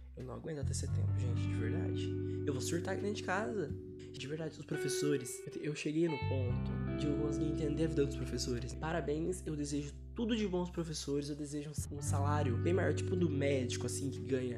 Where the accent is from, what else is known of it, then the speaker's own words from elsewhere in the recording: Brazil; a gente é brasileiro